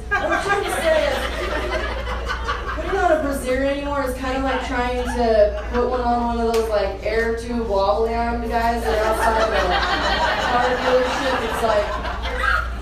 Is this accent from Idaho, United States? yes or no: yes; Boise, Idaho, United States; I'm right here where I was born and raised in Boise, Idaho